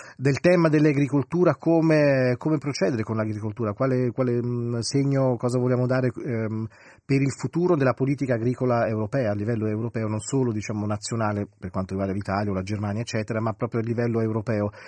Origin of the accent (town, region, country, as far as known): Switzerland